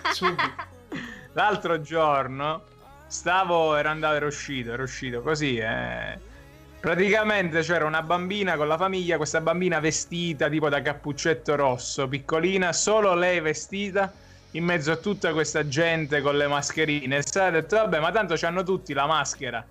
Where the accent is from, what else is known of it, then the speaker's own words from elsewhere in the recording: Pertosa, Campania, Italy; C'è un piatto assurdo che si fa solo nel mio paesino, Pertosa